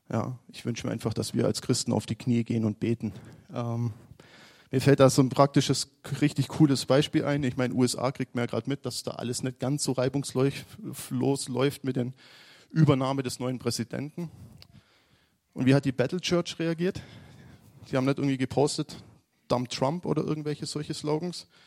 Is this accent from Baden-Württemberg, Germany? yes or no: yes; Aalen, Baden-Württemberg, Germany; now in Munich, Germany; ihr wisst alle, dass ich noch nicht so lange in München bin. Mein Onkel ist Pastor in Kaufbeuren. Wir kommen eigentlich aus Aalen.